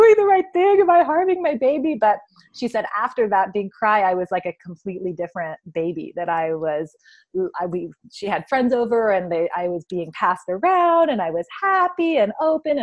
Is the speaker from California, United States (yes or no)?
yes; Santa Barbara, California, United States; we're from Santa Barbara, which is the town that Aletha's from